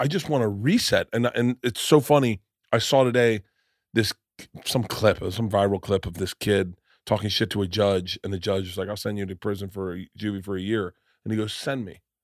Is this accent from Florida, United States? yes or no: yes; Florida, United States; I come from Florida and I'm fifty